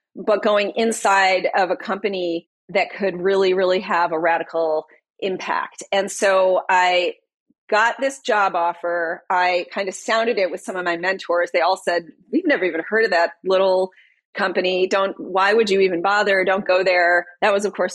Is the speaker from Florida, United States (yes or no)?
no; Detroit, Michigan, United States; I'm from Detroit. I was born and raised in Detroit